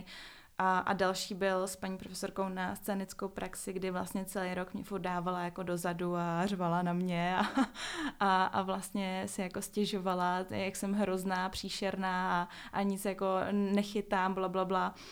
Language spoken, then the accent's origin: Czech; Prague, Czechia; jsem z Prahy